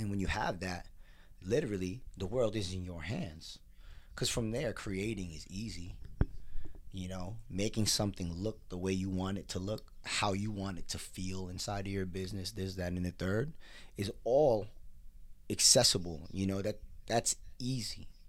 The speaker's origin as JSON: {"language": "English", "country": "United States", "said": "As a Filipino American"}